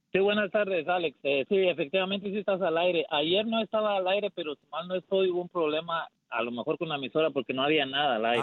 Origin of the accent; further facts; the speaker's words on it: Guatemala; yo soy de Guatemala